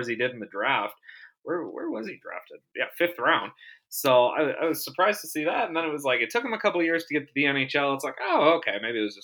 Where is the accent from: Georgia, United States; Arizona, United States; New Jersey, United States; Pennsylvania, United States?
Arizona, United States; now in Las Vegas, United States; I'm from Arizona myself. I grew up a Coyotes fan